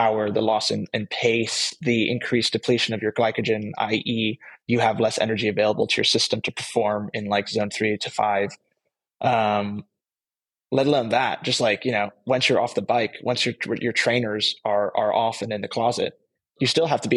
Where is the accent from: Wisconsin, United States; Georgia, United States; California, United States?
California, United States; moved away; also born or lived in Netherlands; I grew up in California, as I mentioned earlier. My parents being Dutch